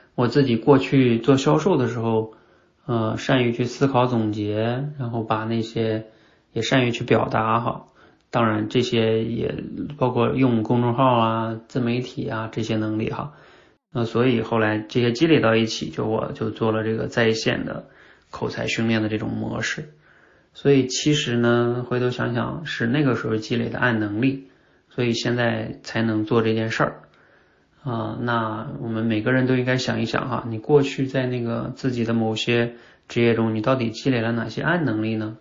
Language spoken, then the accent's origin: Chinese; China; 我们中国人一直学的是哑巴英语嘛